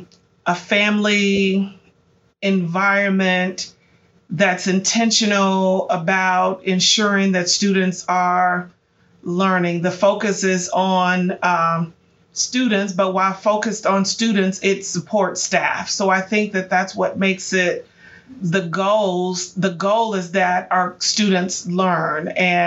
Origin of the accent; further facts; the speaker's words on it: Cairo, Illinois, United States; My hometown is Cairo, Illinois. And after serving at Meridian, the second time I actually moved away. Went back to serve in my hometown